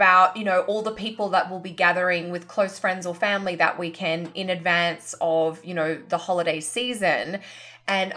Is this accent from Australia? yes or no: yes; Queensland, Australia; moved away; up in QLD, my home state.